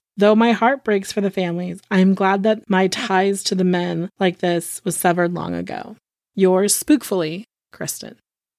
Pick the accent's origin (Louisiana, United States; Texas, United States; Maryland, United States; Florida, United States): Texas, United States; Texas City; I like to say that I'm a Texan. I was born in Texas City. It's not as glamorous as it sounds. It's a refinery town, so we call it blue-collar chic.